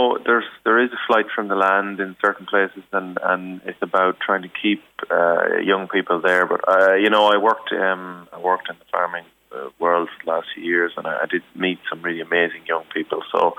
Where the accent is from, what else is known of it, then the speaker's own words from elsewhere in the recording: Ireland; also born or lived in Australia; As Irish people, we have a sort of an weakness for the land. We have a connection to it.